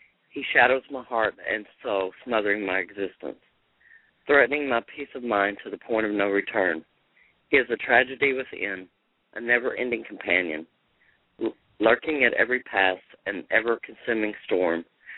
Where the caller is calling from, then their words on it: Austin, Texas, United States; Austin, Texas.